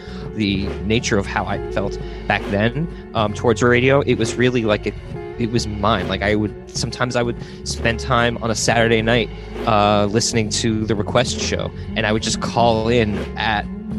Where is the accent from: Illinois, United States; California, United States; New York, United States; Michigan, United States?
New York, United States; Woodstock; growing up in Woodstock, New York.